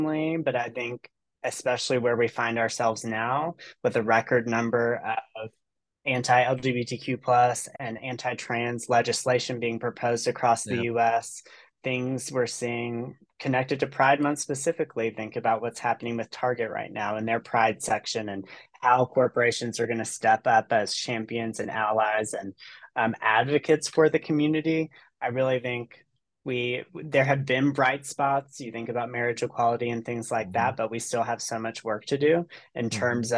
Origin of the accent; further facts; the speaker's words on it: Chattanooga, Tennessee, United States; moved away; So I originally am from the Chattanooga, Tennessee area. I grew up on Lookout Mountain.